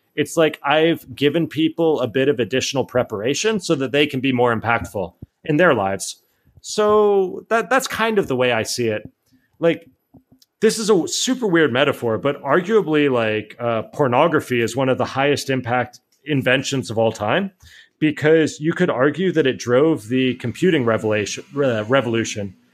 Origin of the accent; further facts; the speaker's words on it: Miami, Florida, United States; moved away as an adult; also born or lived in Atlanta / San Francisco; now in Spain; I grew up in Miami